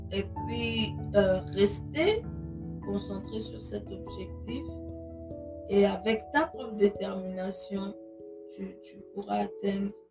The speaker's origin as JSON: {"language": "French", "country": "Germany", "tie": "born or raised there", "moved": "as an adult", "lives_now": "United States", "said": "en tant qu'Africaine, j'ai grandi en Europe, plus précisément en Allemagne. Je suis née en Allemagne."}